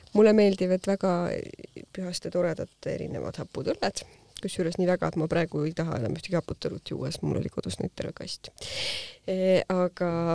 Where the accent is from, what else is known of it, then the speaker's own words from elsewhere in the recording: South Estonia, Estonia; mina olen Ladina-Eestist